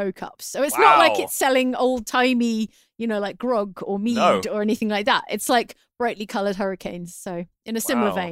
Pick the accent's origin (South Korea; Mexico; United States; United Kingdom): United Kingdom; as a Brit